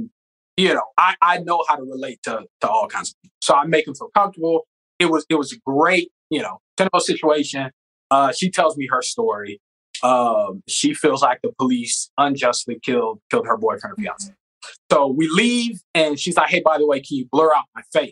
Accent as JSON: {"language": "English", "region": "the South", "country": "United States", "said": "So I'm from the South where we have project, like, so they send me to the ghetto."}